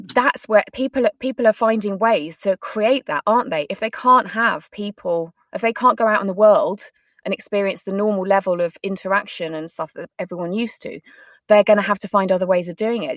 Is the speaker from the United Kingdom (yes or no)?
yes; United Kingdom; we're very British